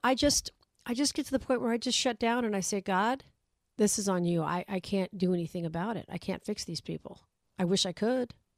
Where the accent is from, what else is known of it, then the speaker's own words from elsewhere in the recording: Las Vegas, Nevada, United States; my hometown